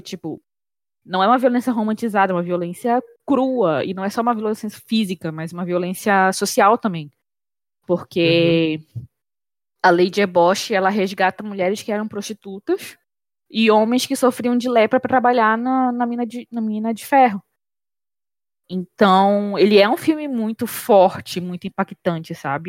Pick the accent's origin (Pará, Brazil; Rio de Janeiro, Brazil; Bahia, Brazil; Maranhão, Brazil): Pará, Brazil; a realidade que a gente tem enquanto paraenses